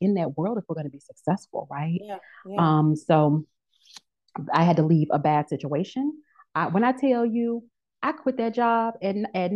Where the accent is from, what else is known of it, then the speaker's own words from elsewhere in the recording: Memphis, Tennessee, United States; moved away as an adult; also born or lived in Texas / New Orleans; now in Atlanta, United States; I grew up in Memphis, Tennessee